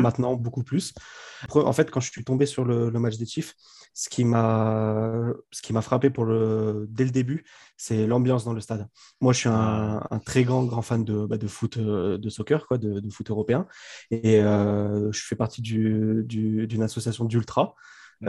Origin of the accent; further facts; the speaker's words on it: Grenoble, Auvergne-Rhône-Alpes, France; je suis de Grenoble